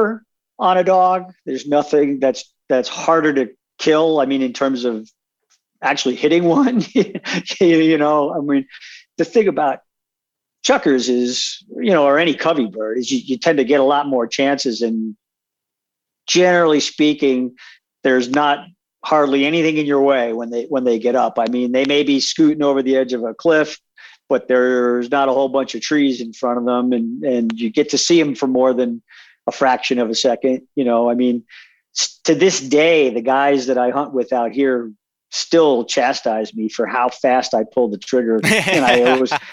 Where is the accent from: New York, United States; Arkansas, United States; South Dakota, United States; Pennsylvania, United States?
New York, United States; Long Island; moved away as an adult; now in Wyoming, United States; when I was growing up on Long Island